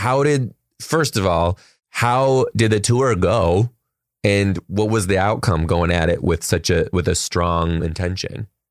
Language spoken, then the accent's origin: English; Detroit, Michigan, United States; now in Seattle, United States; I'm from Detroit